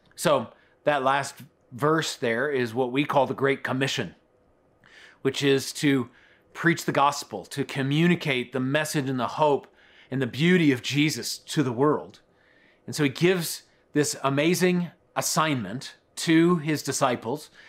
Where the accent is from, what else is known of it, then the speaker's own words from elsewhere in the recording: Colorado Springs, Colorado, United States; I grew up in Colorado Springs